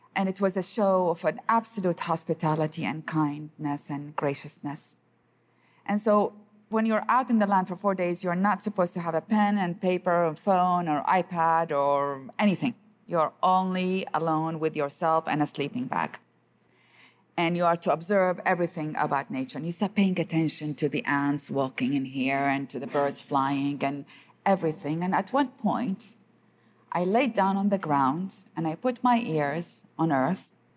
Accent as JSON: {"language": "English", "country": "Iraq", "tie": "born or raised there", "said": "I grew up in the city all my life, and despite the fact that I am from Iraq"}